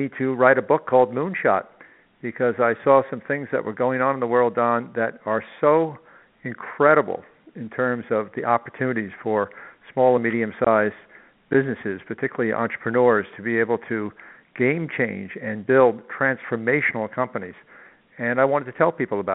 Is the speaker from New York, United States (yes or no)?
yes; New York City, New York, United States; born or raised there; also born or lived in Long Island